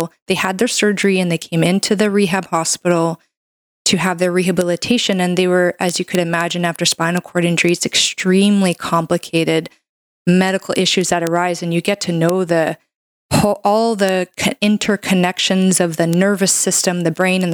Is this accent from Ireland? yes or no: no; Canada; I'm a Canadian medical doctor